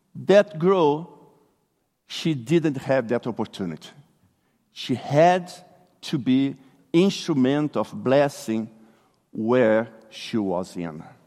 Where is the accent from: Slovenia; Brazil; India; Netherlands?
Brazil; English is a second language; moved away; I'm originally from Brazil